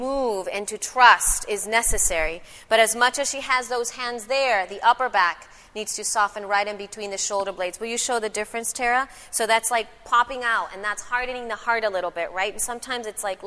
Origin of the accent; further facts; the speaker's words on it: El Salvador; I'm from El Salvador